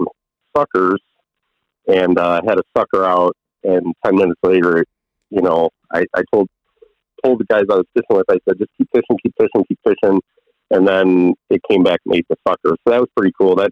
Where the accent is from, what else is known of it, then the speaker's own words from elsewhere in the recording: Chicago, Illinois, United States; growing up in Chicago